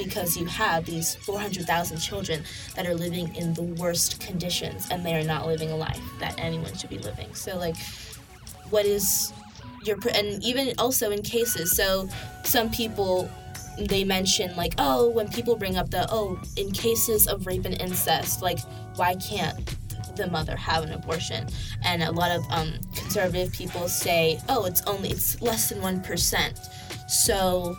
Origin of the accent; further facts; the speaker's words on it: New York, United States; So my background, I come from a liberal home. I'm from New York, and that's a liberal state.